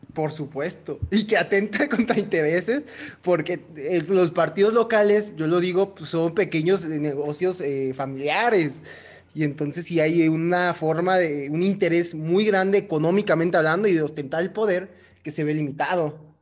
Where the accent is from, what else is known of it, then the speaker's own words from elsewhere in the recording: Michoacán, Mexico; yo soy de Michoacán